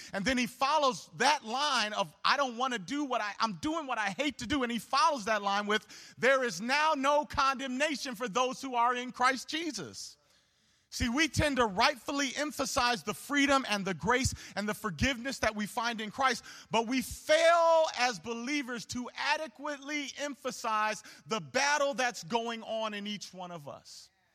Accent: Homewood, Illinois, United States; I grew up in Homewood

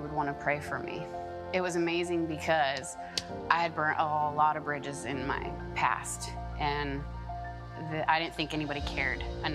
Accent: Brownsville, United States; I'm from Brownsville

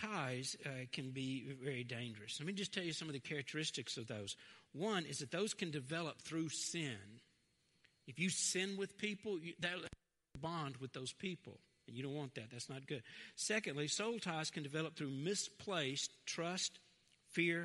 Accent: Fraser, United States; I grew up in Fraser.

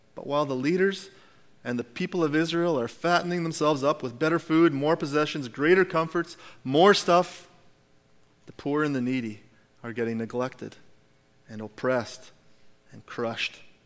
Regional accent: Alberta, Canada; we're Canadian. We're Albertans.

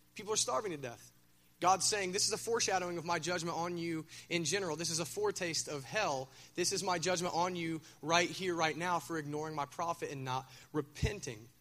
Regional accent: Minford, Ohio, United States; I'm from Minford

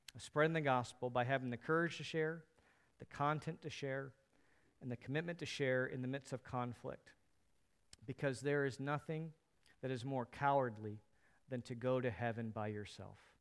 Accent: United States; As American Christians

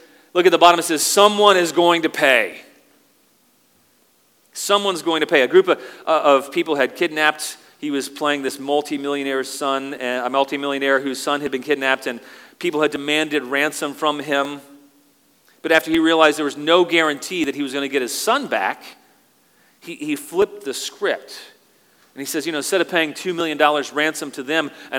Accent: United States; moved away as an adult; now in Canada; I'm an American.

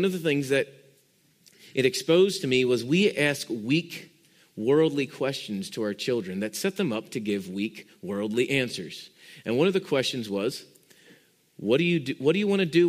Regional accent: Pennsylvania, United States; when I grew up in Pennsylvania

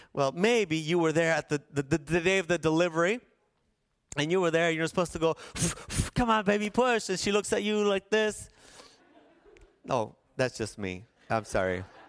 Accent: La Paz, Bolivia; The place where I was born and raised in La Paz was like a fish bowl

